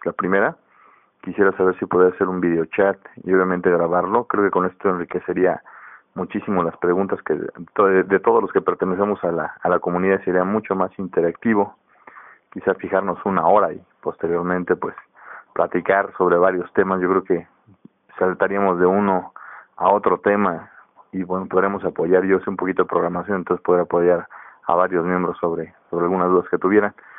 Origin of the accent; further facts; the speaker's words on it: Mexico City, Mexico; soy de la Ciudad de México